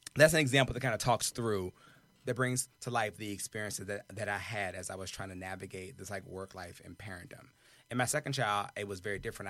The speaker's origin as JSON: {"language": "English", "region": "the South", "country": "United States", "said": "I'm from the South"}